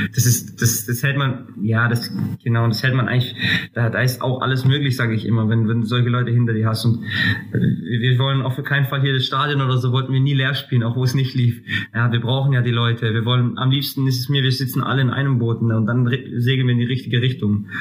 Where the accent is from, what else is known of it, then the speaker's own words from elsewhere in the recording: Greece; also born or lived in Würzburg; now in Kaiserslautern, Germany; ich bin Grieche